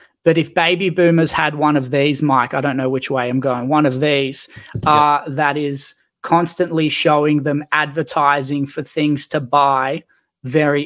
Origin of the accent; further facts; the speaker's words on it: Newcastle, New South Wales, Australia; I grew up in Newcastle